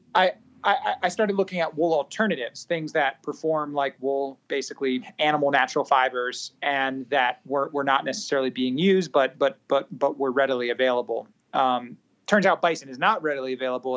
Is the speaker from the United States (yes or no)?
no; Singapore; I grew up in Southeast Asia, predominantly in Singapore.